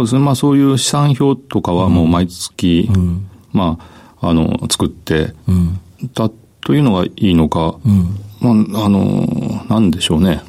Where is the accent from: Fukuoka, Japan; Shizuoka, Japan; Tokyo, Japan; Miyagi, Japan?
Fukuoka, Japan; Kitakyushu; 福岡県北九州市小倉南